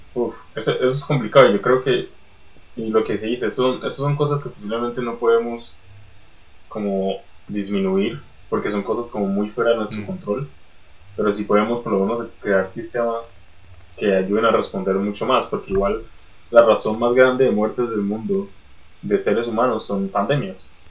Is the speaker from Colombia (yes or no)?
yes; Colombia; en Colombia también tenemos ese tipo de mercados